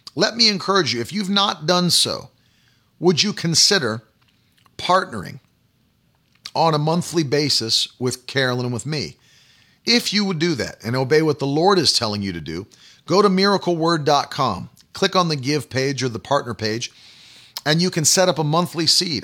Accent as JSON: {"language": "English", "country": "United States", "said": "I am a Christian far before I'm an American"}